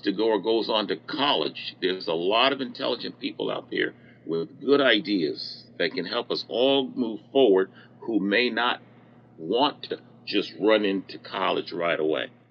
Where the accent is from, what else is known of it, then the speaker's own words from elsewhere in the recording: New Jersey, United States; moved away as an adult; I grew up in New Jersey